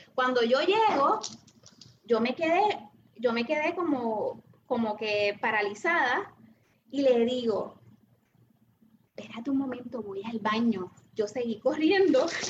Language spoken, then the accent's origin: Spanish; Trujillo Alto, Puerto Rico; also born or lived in Santurce, Puerto Rico; yo nací en Santurce, ¿verdad? Pero me eh, crecí y me, y, me crié en el barrio La Gloria de Trujillo Alto